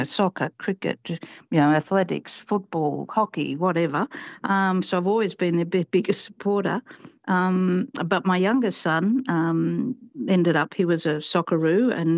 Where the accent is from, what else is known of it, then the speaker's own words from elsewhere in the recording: Papua New Guinea; now in Australia; represented my home country, PNG.